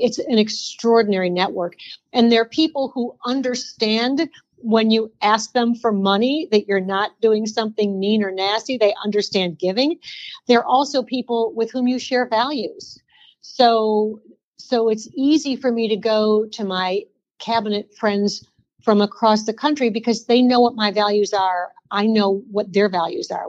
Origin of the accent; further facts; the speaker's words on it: Detroit, Michigan, United States; now in North Carolina, United States; I grew up in the Detroit area